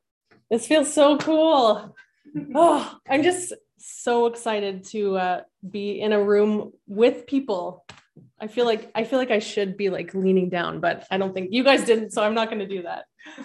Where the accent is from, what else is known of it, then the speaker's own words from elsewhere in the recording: Winnipeg, Manitoba, Canada; So I grew up in Winnipeg in a middle-class home with a younger brother, a mom, and a dad.